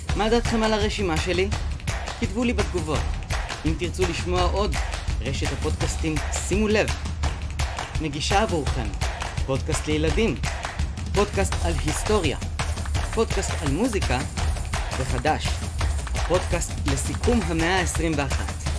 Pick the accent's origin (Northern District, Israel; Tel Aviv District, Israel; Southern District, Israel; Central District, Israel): Southern District, Israel; Beersheba; also born or lived in kibbutzim; גדלתי בבאר שבע, אבל למדתי שמונה שנים בקיבוצים